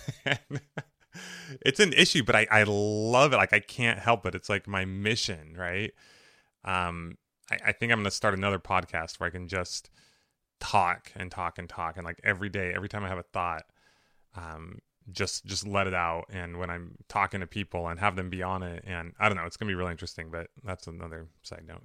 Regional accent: Riverside, California, United States; I grew up in Riverside, which was a great place to grow up

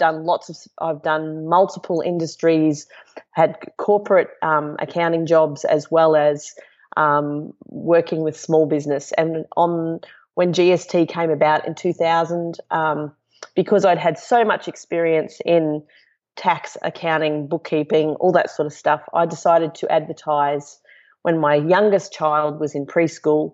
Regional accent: Brisbane, Queensland, Australia; now in Gold Coast, Australia; I grew up in Brisbane and moved to the Gold Coast

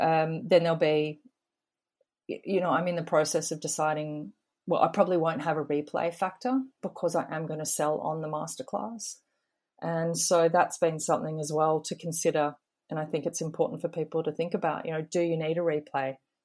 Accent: Australia; being an Aussie, and currently I work out of Sydney, and that's the beauty of the internet.

